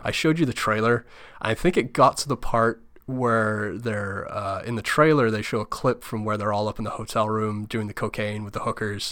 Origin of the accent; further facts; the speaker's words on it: United Kingdom; now in United States; I'm not a U S citizen. I'm from the U K